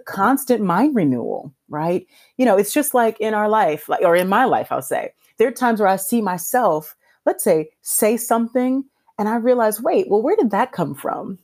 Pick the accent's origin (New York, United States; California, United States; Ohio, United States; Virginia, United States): California, United States; Los Angeles; I was raised in South Central Los Angeles